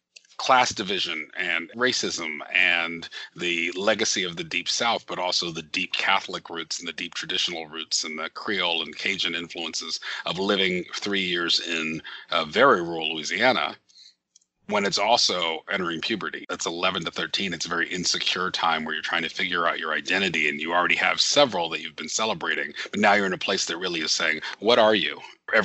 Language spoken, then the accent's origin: English; Nuremberg, Bavaria, Germany; And so I was born in Nuremberg, Germany, which is the nearest big city to where my parents lived.